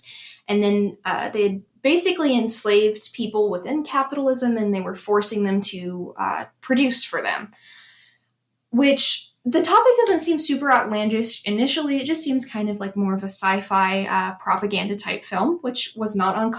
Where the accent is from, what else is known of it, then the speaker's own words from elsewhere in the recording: United States; especially as an American